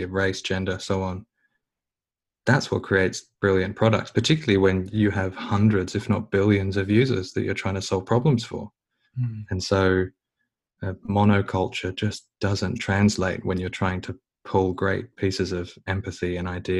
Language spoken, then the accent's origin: English; Australia; being more Australian than anything else